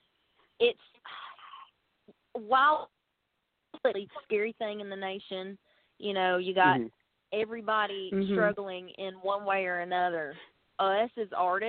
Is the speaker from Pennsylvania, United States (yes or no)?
no; Tuscaloosa, Alabama, United States; I'm from Tuscaloosa, Alabama